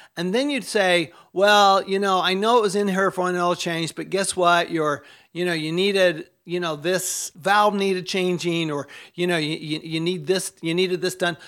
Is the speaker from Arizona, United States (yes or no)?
yes; Tempe, Arizona, United States; Tempe, Arizona, my hometown.